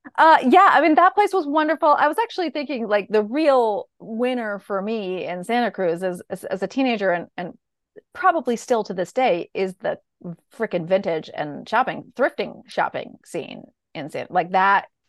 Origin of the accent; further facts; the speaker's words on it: Bolinas, California, United States; I grew up in Bolinas